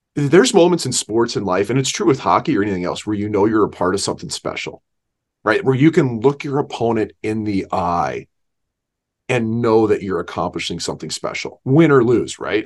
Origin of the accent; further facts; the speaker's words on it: St. Louis, Missouri, United States; We grew up in Saint Louis